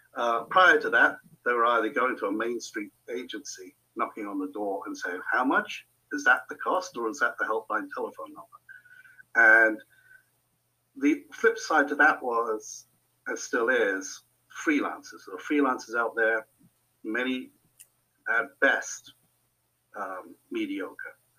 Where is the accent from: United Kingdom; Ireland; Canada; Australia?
United Kingdom; Hampshire, South East England; moved away as an adult; also born or lived in Netherlands; now in New Hampshire, United States; I'm originally from Old Hampshire, England, UK.